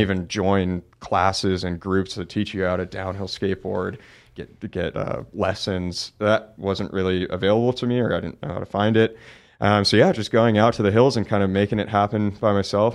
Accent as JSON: {"language": "English", "town": "Oakland", "region": "California", "country": "United States", "tie": "born or raised there", "said": "I grew up in Oakland, California, so pretty big, you know, city"}